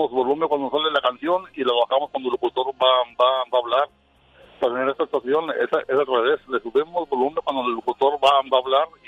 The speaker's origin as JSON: {"language": "Spanish", "town": "Burgos", "region": "Tamaulipas", "country": "Mexico", "tie": "born or raised there", "moved": "yes", "said": "Nativo, nativo, soy de un pueblo que se llama Burgos, Tamaulipas."}